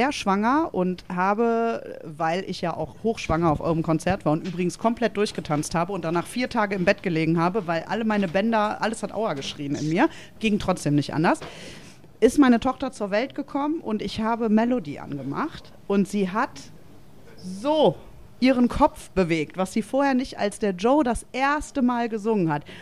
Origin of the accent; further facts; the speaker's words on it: Belgium; Ich habe meine Jugend in Belgien verbracht. Und die Belgier sind wirklich sehr berühmt für ihre Mofa-Tuning.